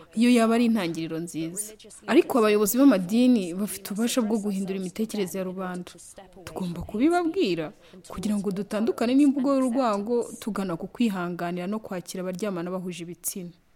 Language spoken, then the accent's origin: Kinyarwanda; Togo; now in Canada; muri togo aho nkomoka